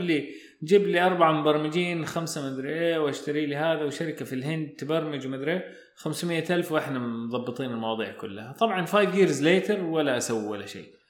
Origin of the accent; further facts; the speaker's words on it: Saudi Arabia; عندنا في السعوديه